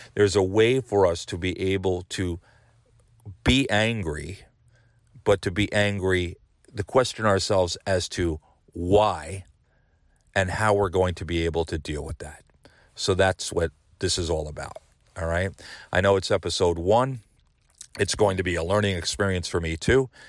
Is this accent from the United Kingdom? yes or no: no; United States; as an American